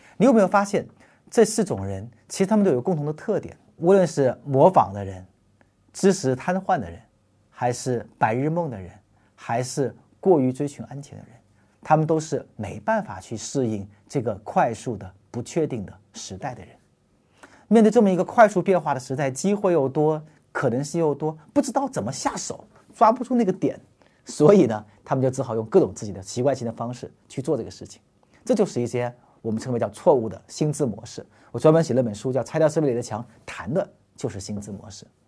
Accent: China; 我们中国人是深深地活在组织和关系价值中间的

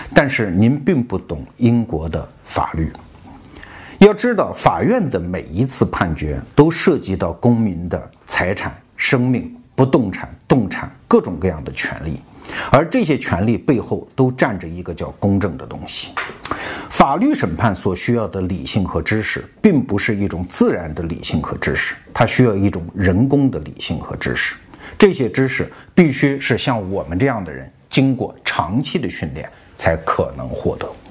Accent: China; 我们中国人

